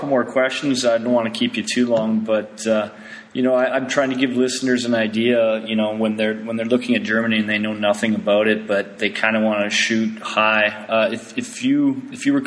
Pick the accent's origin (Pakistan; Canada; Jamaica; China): Canada; I'm Canadian